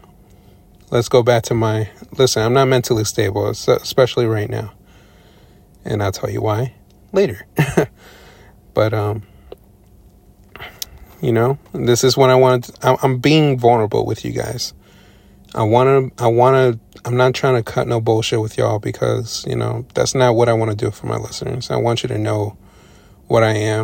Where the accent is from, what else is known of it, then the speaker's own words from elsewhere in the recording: Long Island, New York, United States; I was born and raised in New York, specifically Long Island, New York